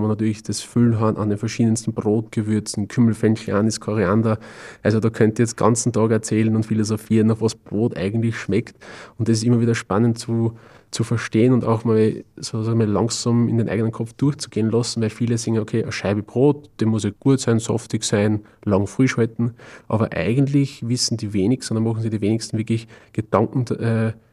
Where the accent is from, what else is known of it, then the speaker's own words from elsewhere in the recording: Austria; vielleicht bei uns in Österreich, Deutschland, Schweiz, wir haben schon eine sehr, sehr super Brotkultur